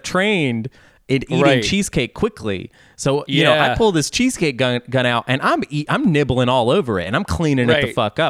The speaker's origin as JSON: {"language": "English", "region": "Arkansas", "country": "United States", "said": "I'm from Arkansas."}